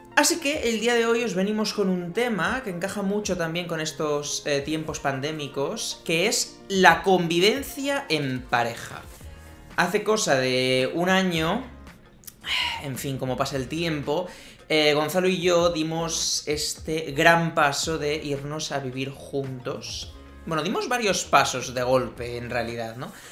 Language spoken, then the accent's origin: Spanish; Spain; En España siempre hemos sido de Reyes Magos